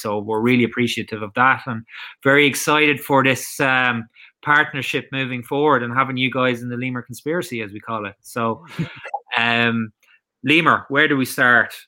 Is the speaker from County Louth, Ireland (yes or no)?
yes; Drogheda, County Louth, Ireland; also born or lived in Gloucester, England; my hometown of Drogheda